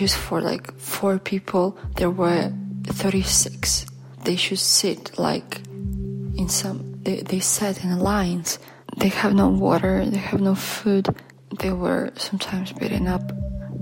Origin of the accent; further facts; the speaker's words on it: Belarus; English is a second language; moved away; I'm from Belarus